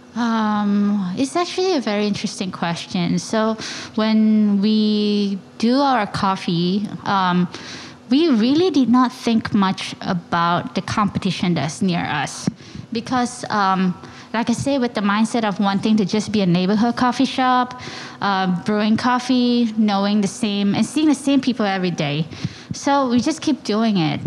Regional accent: Klang, Selangor, Malaysia; moved away as an adult; now in New York, United States; I'm born and raised in Malaysia

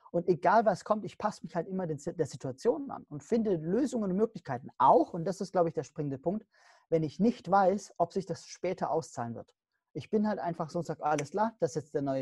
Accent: Stuttgart, Baden-Württemberg, Germany; born there; Nein, ich bin in Stuttgart geboren, dafür kann ich nichts. Ich bin definitiv kein Schwabe, auf keinen Fall.

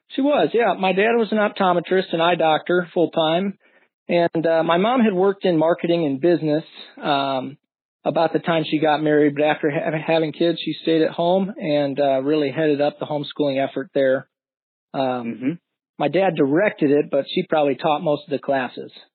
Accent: Florissant, Missouri, United States; moved away as an adult; now in Omaha, United States; grew up in Florissant, Missouri, just out St. Louis, outside of St. Louis

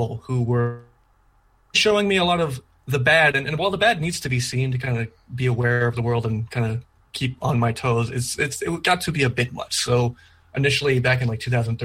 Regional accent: Canada; now in Alberta, Canada; I am a Canadian

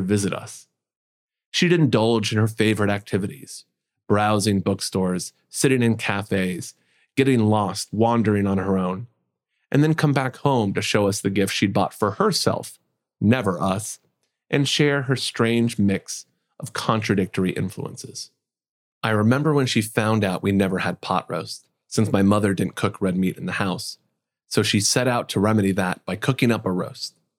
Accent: Indiana, United States; Growing up in Indiana, San Jose was significantly further away than Michigan

